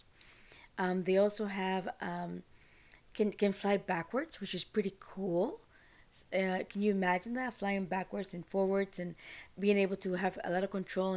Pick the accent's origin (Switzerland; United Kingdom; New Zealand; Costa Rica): Costa Rica; now in United States; I'm from Costa Rica